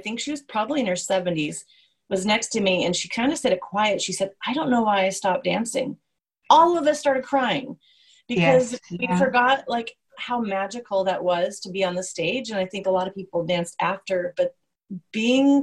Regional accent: United States; being American

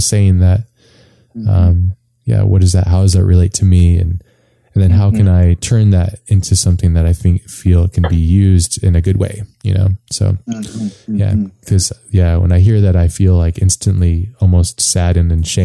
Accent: Hawaii, United States; moved away; I grew up in Hawaii, which is really quite a beautiful place

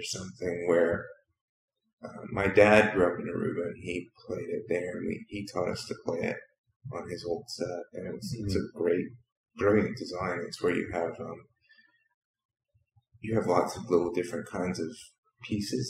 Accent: Huntsville, Alabama, United States; now in Austin, United States; I was born in Huntsville, Alabama, which is North Alabama, not too far from Tennessee.

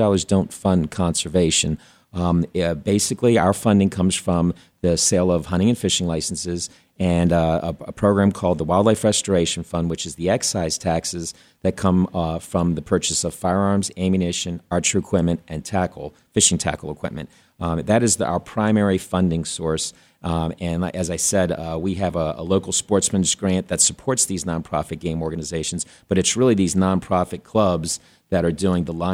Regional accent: East Coast, United States; now in Arizona, United States; I'm from the East Coast originally.

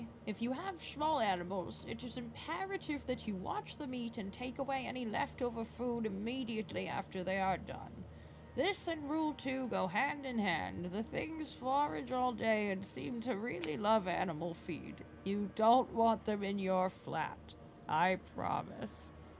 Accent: the South, United States; I grew up in the South and I am, like, aggressively, like, hospitable.

